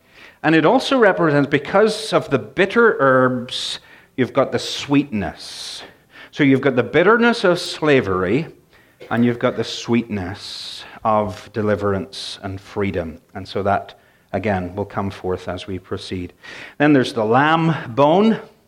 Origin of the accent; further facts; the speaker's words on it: Northern Ireland, United Kingdom; this is interesting because I grew up in Northern Ireland, and I grew up with, my mother was a great cook, but it was pretty plain stuff.